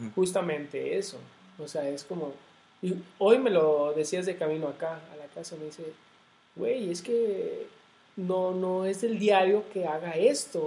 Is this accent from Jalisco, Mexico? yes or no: yes; Jalisco, Mexico; mi tierra, o sea, de acá de, Jalisco